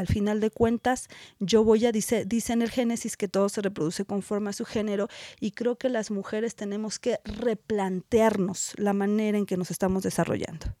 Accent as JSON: {"language": "Spanish", "country": "Mexico"}